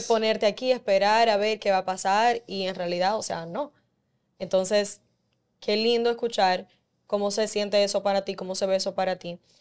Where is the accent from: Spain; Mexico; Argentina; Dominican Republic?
Dominican Republic; como dominicana